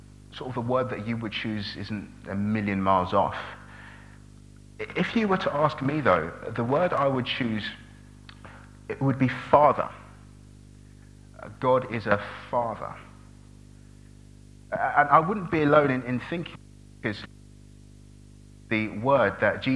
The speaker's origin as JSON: {"language": "English", "town": "Brighton", "region": "South East England", "country": "United Kingdom", "also_born_or_lived": "Nigeria", "said": "I'm from Brighton."}